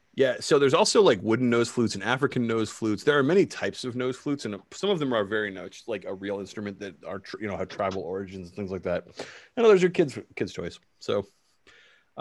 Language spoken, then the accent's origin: English; Canada; I'm Canadian